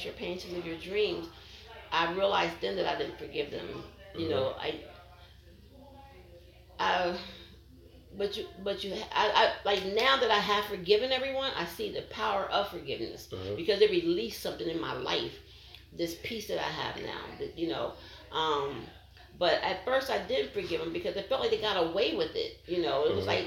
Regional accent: Pennsylvania, United States; moved away; my hometown of Pennsylvania

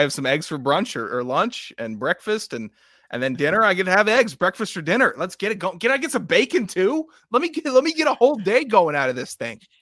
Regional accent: Mid-Atlantic, United States; I'm from the Mid-Atlantic region. Uh, uh, we have no accent.

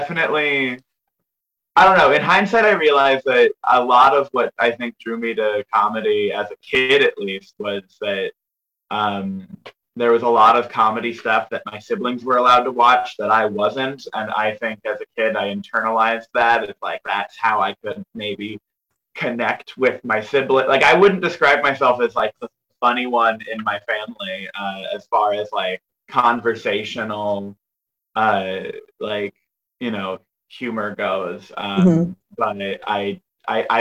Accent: Northern Virginia, United States; also born or lived in Los Angeles, California; I grew up in Northern Virginia, and I would drive 30 minutes to the count, like one county over into Fairfax

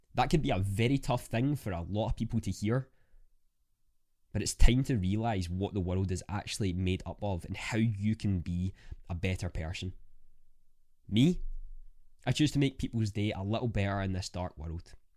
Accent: Scotland, United Kingdom; I'm a Scottish content creator

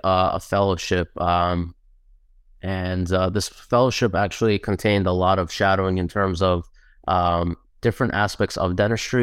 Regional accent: New Jersey, United States; also born or lived in Queens, New York; grew up mostly in Jersey, so we're Jersey boys

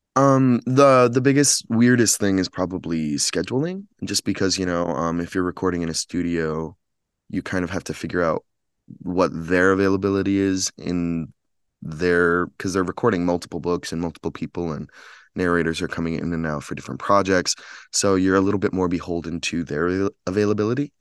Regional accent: Chicago, Illinois, United States; moved away as an adult; now in Los Angeles, United States; I'm from Chicago, but I'm based in Los Angeles now

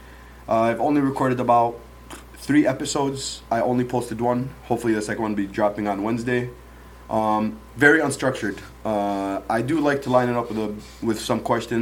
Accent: Dearborn, Michigan, United States; also born or lived in Yemen; Grew up in Dearborn my whole life. I wasn't born in Dearborn. I was born in Yemen.

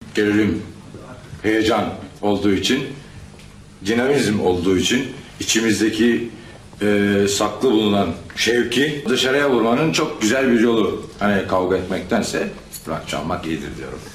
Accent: Turkey; Hepimiz burada yaşıyoruz. Burada doğduk. Burada büyüdük.

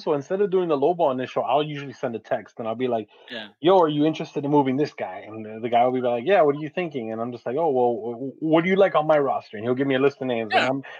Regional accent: Westchester, New York, United States; and I grew up in Westchester, right? So I was like, well, whatever, man. Like, you know, nice suburban middle class neighborhood.

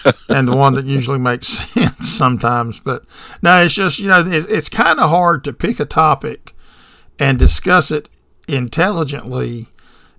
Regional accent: the South, United States; I'm born and bred in the South

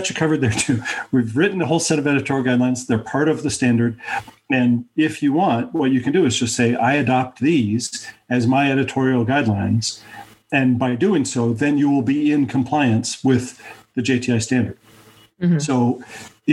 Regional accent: Denver, Colorado, United States; in my hometown, Denver

